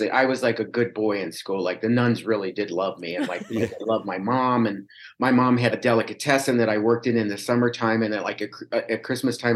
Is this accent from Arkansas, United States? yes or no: no; Cincinnati, Ohio, United States; moved away; I grew up on West Side in Sailor Park. And they used to call us river rats because I was right by the Ohio River.